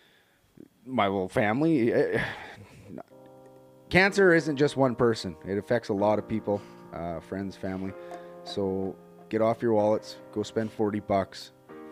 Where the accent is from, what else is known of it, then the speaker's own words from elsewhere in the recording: Grand Coulee, Saskatchewan, Canada; I'm from Grand Coulee.